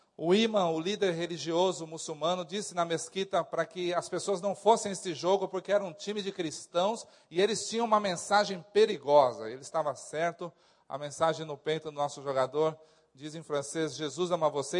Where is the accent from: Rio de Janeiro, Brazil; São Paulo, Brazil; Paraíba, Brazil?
São Paulo, Brazil; nós, como paulista